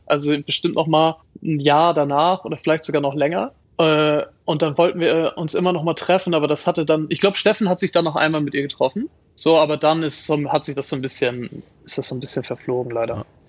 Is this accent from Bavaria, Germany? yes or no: no; Kiel, Schleswig-Holstein, Germany; als Kieler